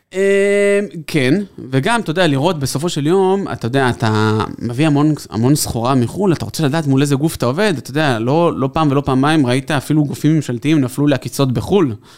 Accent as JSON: {"language": "Hebrew", "town": "Tel Aviv", "region": "Tel Aviv District", "country": "Israel", "said": "אנחנו תל אביבים"}